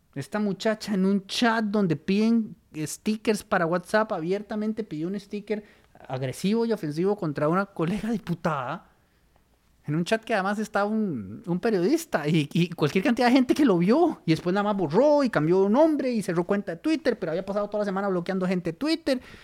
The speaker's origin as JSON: {"language": "Spanish", "country": "Costa Rica", "said": "como costarricenses"}